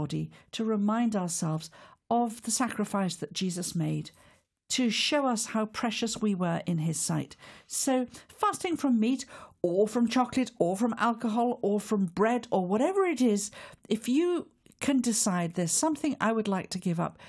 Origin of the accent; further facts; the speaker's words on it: Wales, United Kingdom; As a Welsh woman